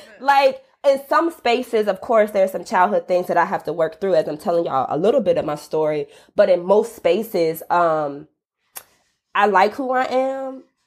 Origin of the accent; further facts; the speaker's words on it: College Park, Georgia, United States; I'm from College Park, Georgia, which is a suburb of Atlanta, uh, predominantly Black neighborhood, very much working class